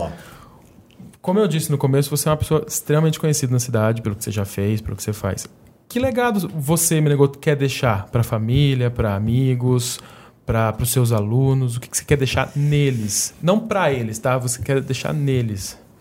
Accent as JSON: {"language": "Portuguese", "region": "interior of São Paulo", "country": "Brazil", "said": "a gente é interior de São Paulo"}